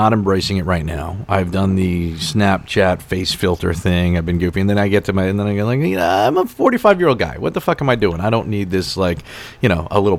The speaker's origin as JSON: {"language": "English", "town": "New York City", "region": "New York", "country": "United States", "tie": "born or raised there", "said": "where I grew up in Staten Island"}